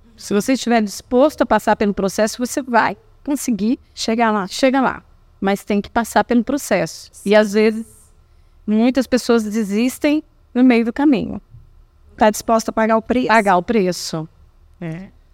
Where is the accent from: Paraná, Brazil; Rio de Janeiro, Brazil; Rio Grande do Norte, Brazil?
Paraná, Brazil; moved away as an adult; also born or lived in Rondônia / Acre; eu decidi voltar para o Paraná, porque eu sou do Paraná